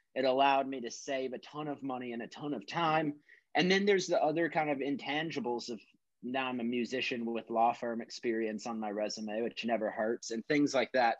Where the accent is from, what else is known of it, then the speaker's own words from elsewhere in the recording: Texas, United States; moved away as an adult; also born or lived in Minnesota; this was all down in Texas. And then I moved from Texas to Minnesota to come up to college